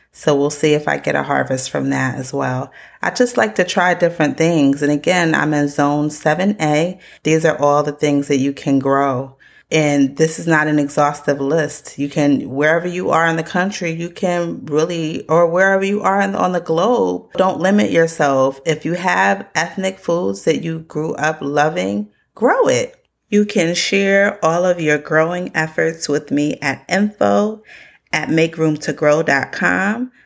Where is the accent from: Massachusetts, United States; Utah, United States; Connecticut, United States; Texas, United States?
Connecticut, United States; I grew up in Connecticut